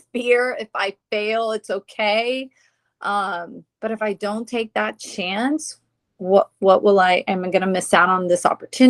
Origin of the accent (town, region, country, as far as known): Tampa, Florida, United States; born or raised there; also born or lived in Perth Amboy, New Jersey